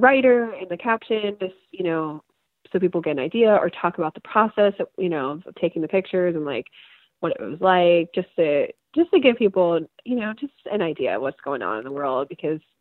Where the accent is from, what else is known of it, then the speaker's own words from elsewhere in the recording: Midwest, United States; also born or lived in Ohio; I grew up in the Midwest since sixth grade. I left for a year and I've been back since 2013